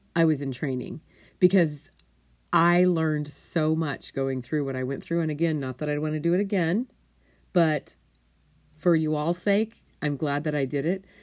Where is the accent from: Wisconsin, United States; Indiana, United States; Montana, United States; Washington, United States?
Montana, United States; I was raised in Montana.